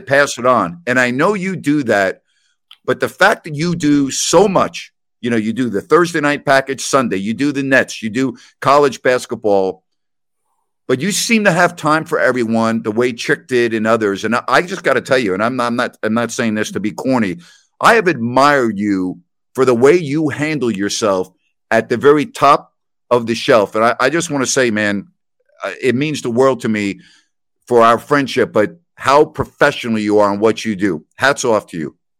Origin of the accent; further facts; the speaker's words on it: Long Island, New York, United States; moved away; also born or lived in Sacramento; I am growing up on Long Island, My dad had season tickets